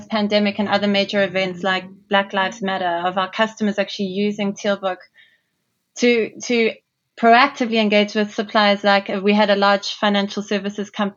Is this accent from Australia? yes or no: no; Durban, KwaZulu-Natal, South Africa; moved away as an adult; also born or lived in London, United Kingdom / Toronto, Canada; From South Africa originally, as you can hear, I was born in Durban on the east coast of South Africa.